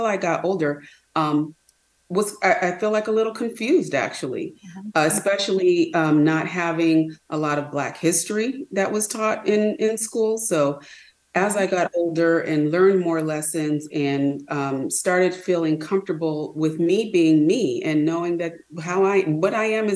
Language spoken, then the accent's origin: English; California, United States; accent: California; also born or lived in Detroit; My accent, I guess, you know, it's an accent, a California accent